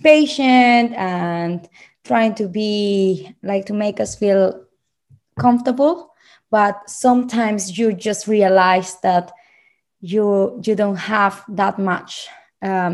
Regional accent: Bucaramanga, Santander, Colombia; English is a second language; moved away as an adult; now in London, United Kingdom; I found this program in my hometown, Bucaramanga

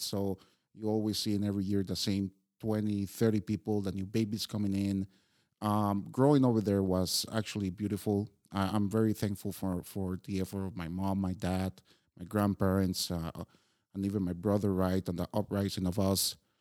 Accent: Costa Rica; moved away as an adult; now in Prague, Czechia; born and raised in Costa Rica

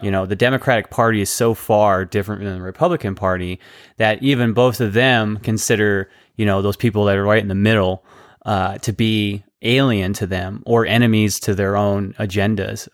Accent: United States; as an American society

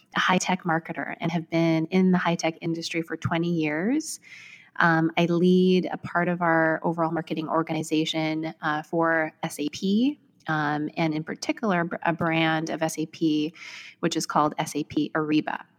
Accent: Vancouver, British Columbia, Canada; moved away as an adult; now in New York, United States; I was born and raised in Vancouver, Canada

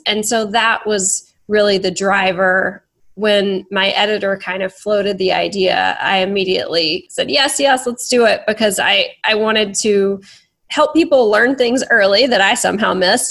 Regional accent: Texas, United States; I was born in Texas as a white woman

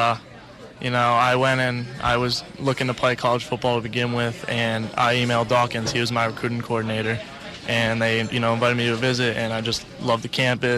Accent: New Jersey, United States; I'm from North Jersey

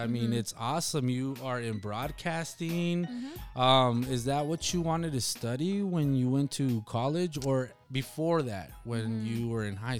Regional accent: Nogales, Arizona, United States; also born or lived in Rio Rico; Honestly, man, I grew up in Nogales and Rio, mm-hmm, Rico, and so did you.

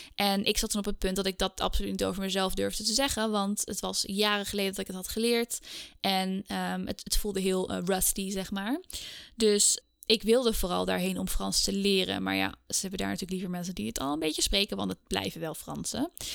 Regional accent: Scheemda, Groningen, Netherlands; moved away as an adult; also born or lived in Heiligerlee / Indonesia; now in Amsterdam, Netherlands; Ik ben eigenlijk geboren en getogen in Scheemda. Dat is een dorpje in Oost-Groningen.

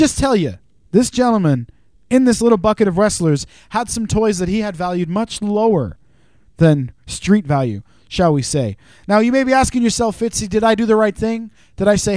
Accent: Canada; accent: Canadian; moved away; also born or lived in Wales; I'm Canadian

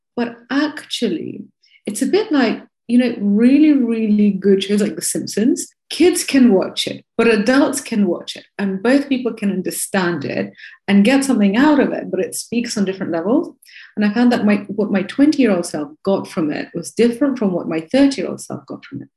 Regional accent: Moscow, Russia; moved away; also born or lived in Bristol, United Kingdom / Chicago, United States; I'm from Moscow.

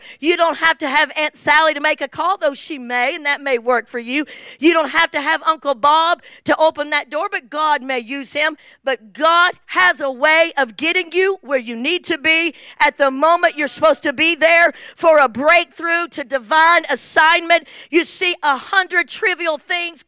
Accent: England, United Kingdom; moved away; I'm from England

